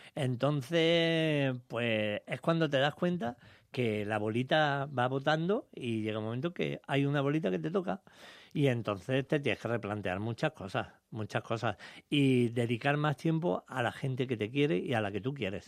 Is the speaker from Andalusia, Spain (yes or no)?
yes; Jaén, Andalusia, Spain; aquí en España, en Jaén, en mi tierra